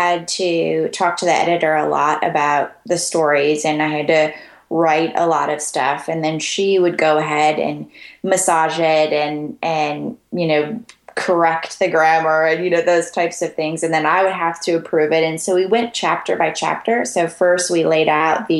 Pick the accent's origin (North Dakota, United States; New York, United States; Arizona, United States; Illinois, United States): North Dakota, United States; moved away as an adult; also born or lived in Florida; now in Birmingham, United States; I was born and raised in North Dakota and moved away shortly after I graduated and ended up in Florida for a while